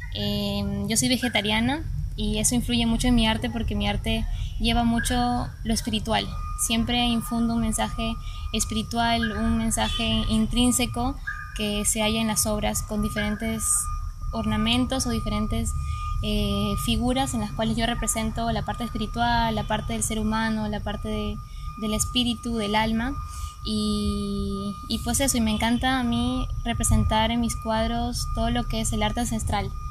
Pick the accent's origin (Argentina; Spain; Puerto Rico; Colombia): Argentina; Rincón de los Sauces, Neuquén; moved away; mi niñez viví en Argentina, en la Patagonia